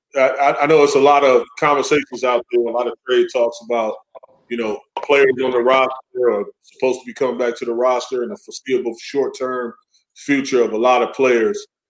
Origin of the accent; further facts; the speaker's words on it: close to Kenosha, Wisconsin, United States; Kenosha, you know, close to my hometown